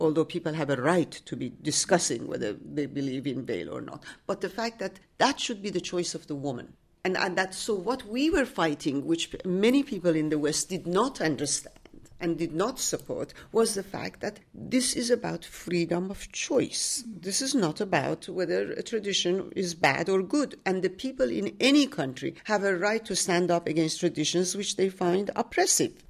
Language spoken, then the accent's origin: English; Tehran, Tehran Province, Iran; moved away as an adult; now in Washington, D.C., United States; I was born in Tehran, and I live in Washington, D C.